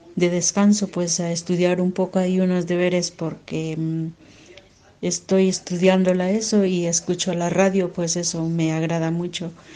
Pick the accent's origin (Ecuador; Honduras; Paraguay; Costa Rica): Honduras; moved away as an adult; now in Spain; soy de Honduras y ya tengo más de tres años de estar aquí en España